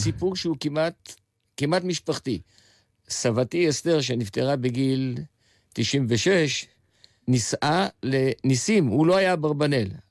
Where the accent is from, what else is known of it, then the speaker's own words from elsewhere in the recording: Tel Aviv, Tel Aviv District, Israel; also born or lived in Jaffa / Bulgaria; הילדות שלי הייתה בשכונה מאוד מיוחדת. הבית עמד על אי התנועה שבין המסגד לבין הדולפינריום